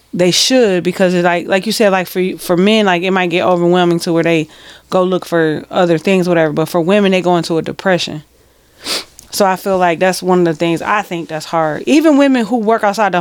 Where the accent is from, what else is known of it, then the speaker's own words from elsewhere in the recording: Detroit, Michigan, United States; we're from Detroit.